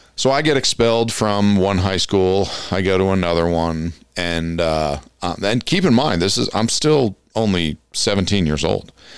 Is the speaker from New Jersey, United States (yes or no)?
yes; Passaic County, New Jersey, United States; moved away; I grew up in Passaic County, New Jersey